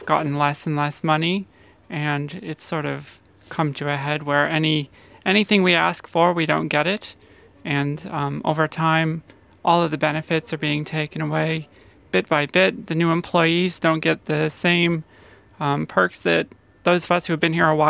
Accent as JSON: {"language": "English", "country": "United States", "moved": "yes", "lives_now": "Australia", "said": "I'm from America originally"}